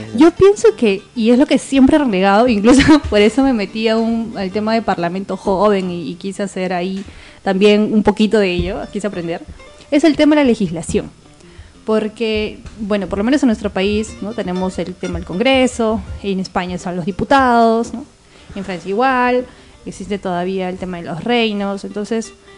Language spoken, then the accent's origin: Spanish; Tacna, Peru; Nosotros somos de Tacna hasta Lima